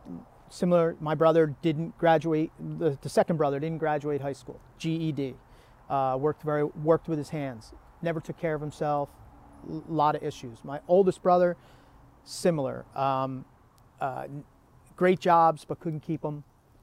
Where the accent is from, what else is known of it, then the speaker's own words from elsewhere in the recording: Marcella, New Jersey, United States; North Jersey, in a little town called Marcella. It's in Rockaway Township.